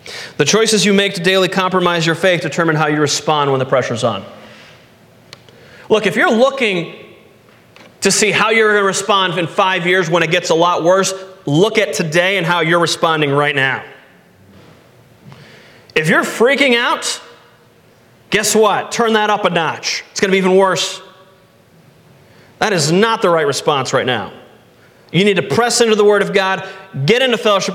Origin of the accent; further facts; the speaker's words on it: United States; when I grew up in America